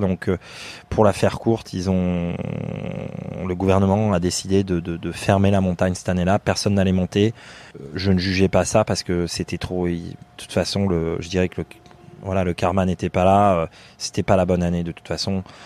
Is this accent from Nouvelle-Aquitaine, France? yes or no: yes; Limousin, Nouvelle-Aquitaine, France; moved away as an adult; now in Singapore; je viens du, de, de France, du Limousin. Je suis un fils d'agriculteur